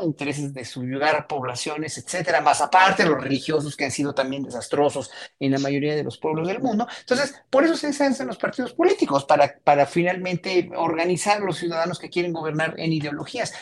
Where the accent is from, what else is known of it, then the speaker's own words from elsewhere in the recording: Mexico; como mexicanos